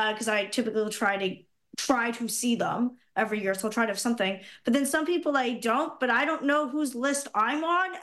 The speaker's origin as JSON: {"language": "English", "town": "Brantford", "region": "Ontario", "country": "Canada", "tie": "born or raised there", "said": "my hometown, Brantford"}